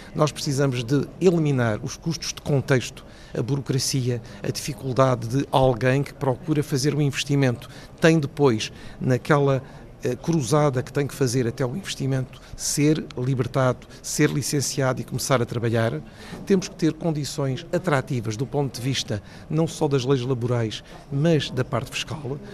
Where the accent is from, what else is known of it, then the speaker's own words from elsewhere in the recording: Portugal; como português e também como economista